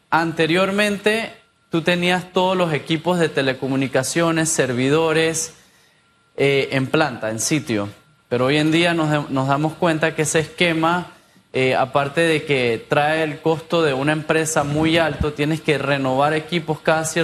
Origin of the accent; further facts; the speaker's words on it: Panama; Yo soy panameño.